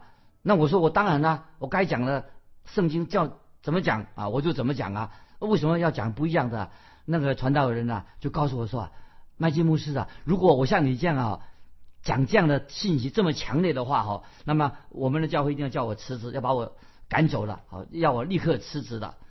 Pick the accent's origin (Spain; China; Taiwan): China; 不要说我们中国人说就拍马屁